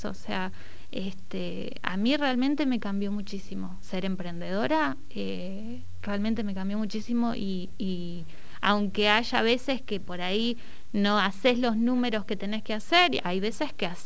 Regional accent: Neuquén, Argentina; tuve una feria en Barrio Williches, que es de donde yo soy

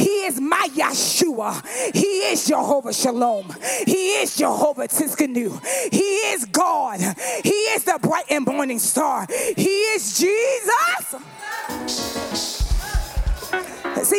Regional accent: the South, United States; I'm from the South

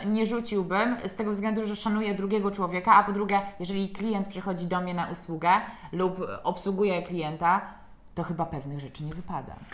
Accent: Poland; u nas w kraju

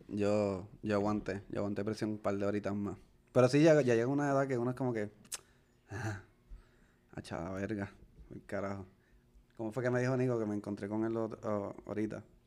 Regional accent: Puerto Rico; nosotros somos puertorriqueños latinos

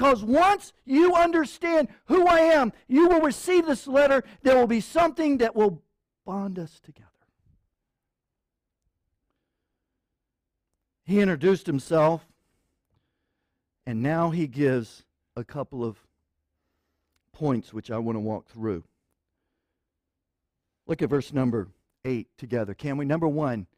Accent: Jacksonville, Florida, United States; moved away; we were at a conference down in Jacksonville, Florida, my hometown

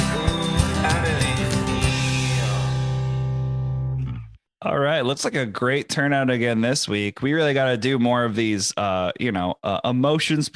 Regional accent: Connecticut, United States; I grew up in Connecticut

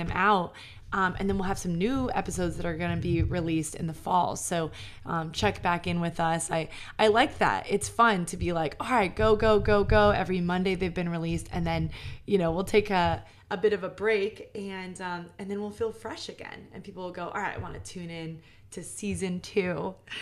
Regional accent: New York, United States; I'm a New Yorker

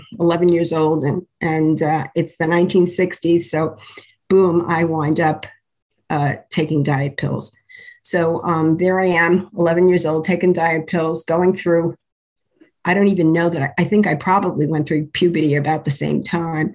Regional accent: New York City, New York, United States; I was born in New York City. I was born in the Bronx

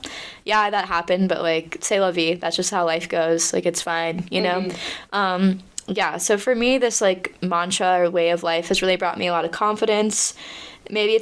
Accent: United States; moved away as an adult; now in Paris, France; I'm American

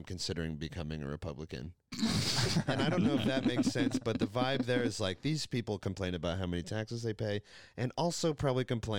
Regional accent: United States; I forgot we are Americans.

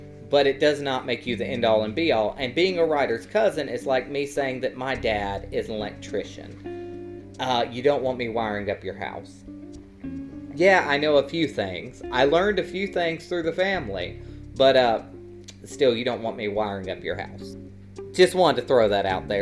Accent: Alabama, United States; also born or lived in South Carolina; I'm from Alabama. I've lived here my whole life, except for going off to college in South Carolina

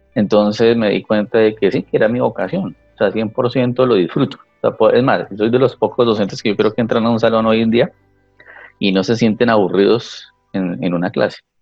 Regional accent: La Mesa, Cundinamarca, Colombia; also born or lived in Bogotá; Yo nací en Bogotá, pero fui criado parte en la mesa

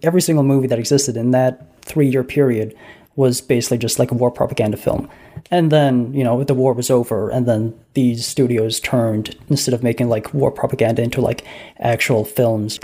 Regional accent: United States; as an American

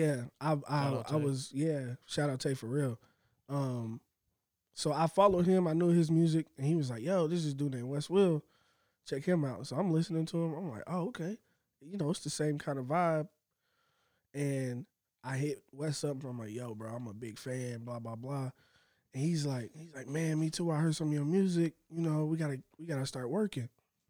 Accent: Indianapolis, Indiana, United States; I'm from Indianapolis.

